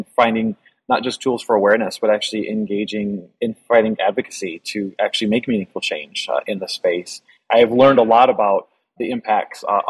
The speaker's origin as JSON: {"language": "English", "region": "Northwestern Illinois", "country": "United States", "moved": "yes", "said": "I'm originally from Northwestern Illinois."}